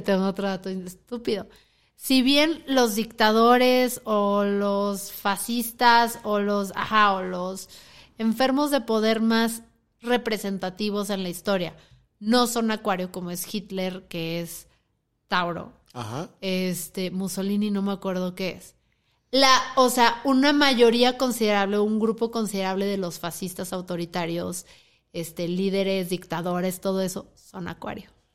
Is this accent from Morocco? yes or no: no; Mexico City, Mexico; now in Guadalajara, Mexico; Yo soy chilanga, vivo aquí en Guadalajara.